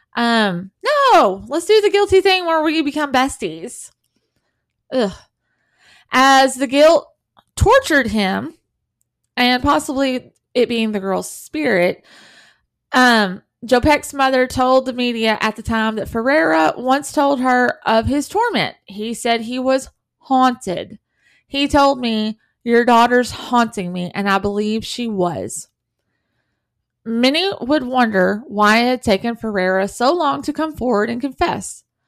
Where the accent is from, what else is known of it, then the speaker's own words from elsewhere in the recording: the South, United States; I'm from the South